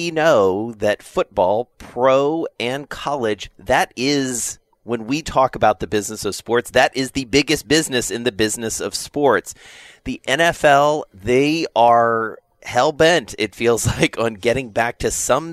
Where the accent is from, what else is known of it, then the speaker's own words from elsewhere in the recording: the South, United States; being a Southerner